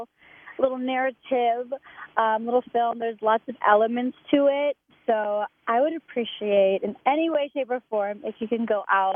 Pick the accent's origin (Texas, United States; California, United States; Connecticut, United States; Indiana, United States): Texas, United States; I'm from Texas.